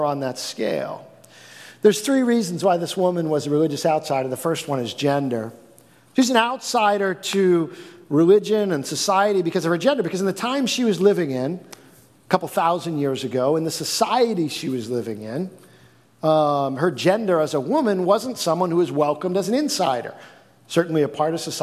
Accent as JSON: {"language": "English", "region": "East Coast", "country": "United States", "said": "we're from the East Coast. We're not from around here."}